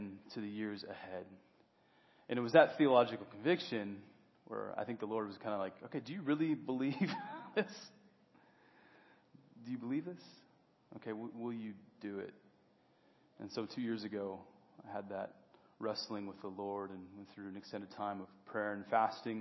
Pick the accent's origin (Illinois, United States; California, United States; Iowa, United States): Iowa, United States; moved away as an adult; also born or lived in Twin Cities, Minnesota / North Carolina; I'm a native of Iowa, so about 17 years ago, I moved away from Iowa